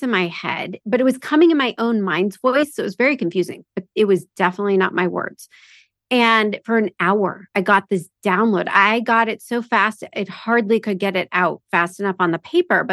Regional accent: Omaha, Nebraska, United States; moved away as an adult; also born or lived in Florida; I'm from Omaha, Nebraska

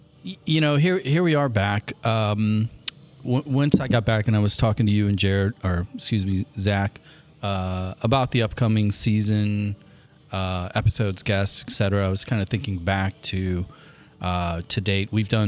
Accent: United States; I'm an American and we have so much more experience in winning at this game than Brazilians.

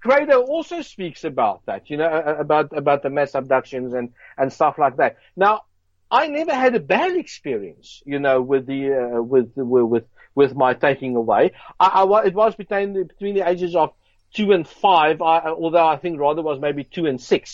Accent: Johannesburg, Gauteng, South Africa; I grew up in South Africa, Johannesburg, Brixton.

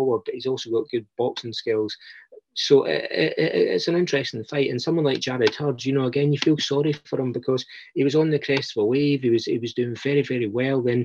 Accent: Scotland, United Kingdom; I'm Scottish

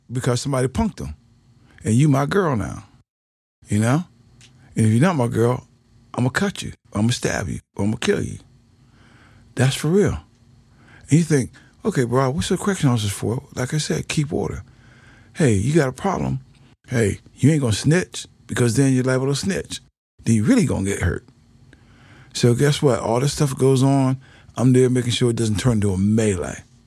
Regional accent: Pittsburgh, Pennsylvania, United States; moved away; I came from Pittsburgh.

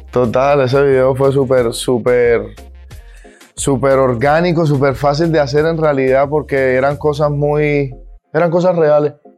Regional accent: Montería, Córdoba, Colombia; representando a Montería, que es de donde vengo, la ciudad donde yo vengo

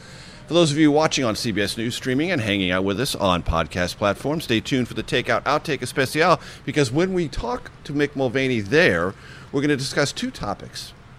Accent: San Diego, California, United States; moved away as an adult; also born or lived in Columbia, Missouri / Amarillo, Texas; I was in Amarillo, Texas, fresh from the University of Missouri, and growing up in San Diego, I was a bit of an outsider.

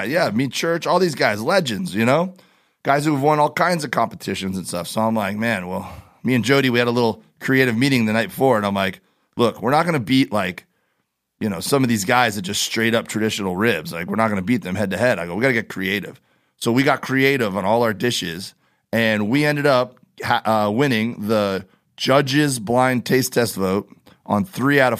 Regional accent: Miami, Florida, United States; We we do, and I grew up in Miami doing that. Like that was my thing growing up, uh, spear fishing and diving

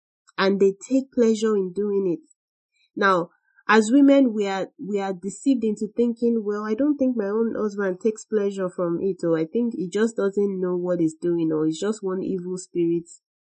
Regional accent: Nigeria; our upbringing, the way we were raised in Nigeria

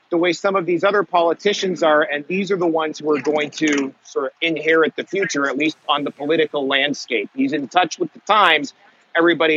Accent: Canada; I'm from Canada

